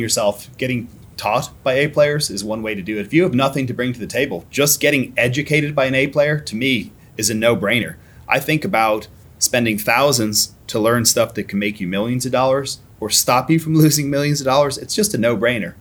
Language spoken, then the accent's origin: English; Ireland; born or raised there; moved away as an adult; now in United States